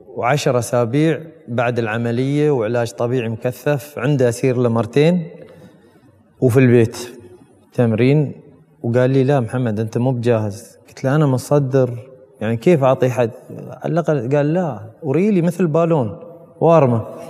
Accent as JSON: {"language": "Arabic", "country": "United Arab Emirates", "said": "انا كمواطن اماراتي"}